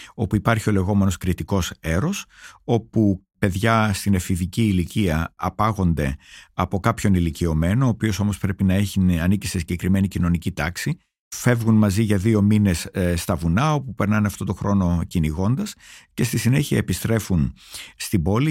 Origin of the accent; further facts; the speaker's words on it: Greece; moved away as an adult; ως ένας Έλληνας, ο οποίος έφυγε μόνιμα από την Ελλάδα όταν ήταν 26 χρονών